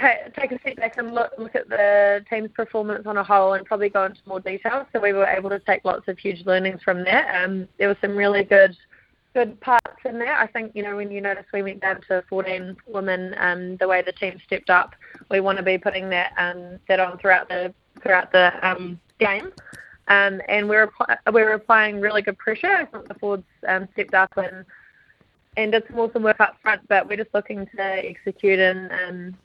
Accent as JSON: {"language": "English", "region": "South Island", "country": "New Zealand", "said": "I come from the South Island, so I feel pretty at home down here."}